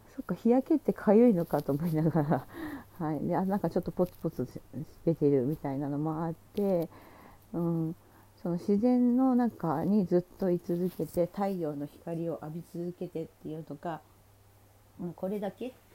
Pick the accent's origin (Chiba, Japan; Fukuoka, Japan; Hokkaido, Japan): Hokkaido, Japan; Sapporo; moved away; 私がねそもそもあの札幌出身なんですけど北海道